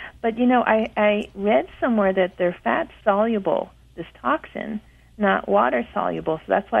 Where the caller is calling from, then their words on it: Monrovia, California, United States; Monrovia, California.